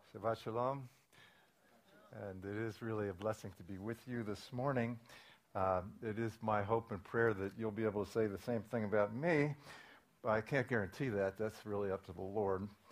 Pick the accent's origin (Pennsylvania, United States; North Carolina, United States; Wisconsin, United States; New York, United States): Pennsylvania, United States; Williamsport; I was born in 1949, around the time that uh, Noah got everybody into the ark. Um, in, uh, in Williamsport, Pennsylvania, it's a Reformed Jewish home. Um, in the 1950s, the highlight of my life was Little League Baseball.